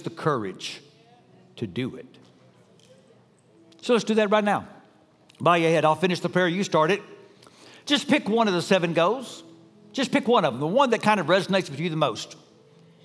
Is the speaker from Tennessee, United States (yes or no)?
no; Dallas, Texas, United States; I grew up in Dallas, an incredibly ethnically diverse city